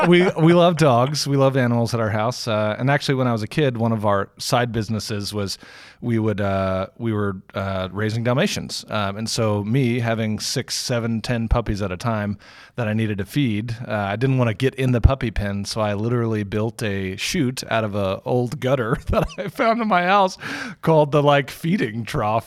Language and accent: English; Houston, Texas, United States; moved away as an adult; also born or lived in San Francisco / Cincinnati / Germany; now in Louisville, United States; born and raised in Houston, Texas